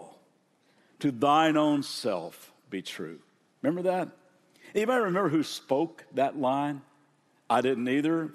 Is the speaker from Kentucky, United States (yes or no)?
yes; Kentucky, United States; I grew up in Kentucky